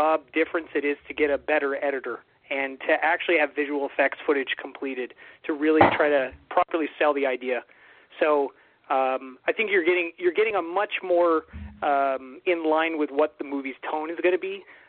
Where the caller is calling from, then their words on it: Ottawa, Ontario, Canada; Surprise. … from Ottawa, Ontario